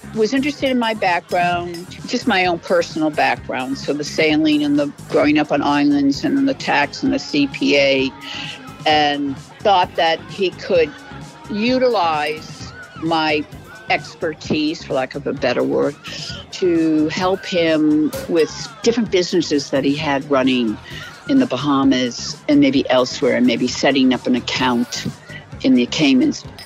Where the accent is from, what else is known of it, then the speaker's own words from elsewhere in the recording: New England, United States; I grew up in New England